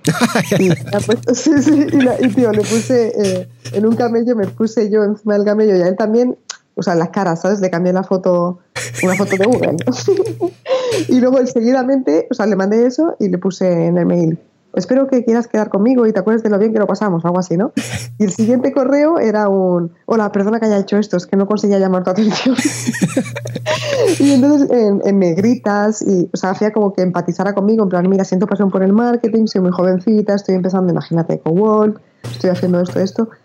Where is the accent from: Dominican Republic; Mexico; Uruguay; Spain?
Spain; yo soy española